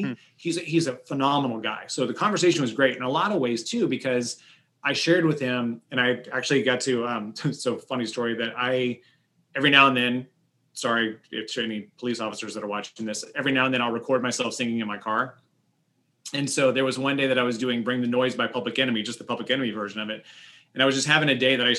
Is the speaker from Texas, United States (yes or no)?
no; Johnson County, Kansas, United States; growing up in Johnson County, Kansas, we didn't have Black history.